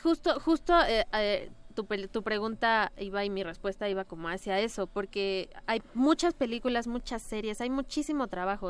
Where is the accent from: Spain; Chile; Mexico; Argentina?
Mexico; somos mexicanos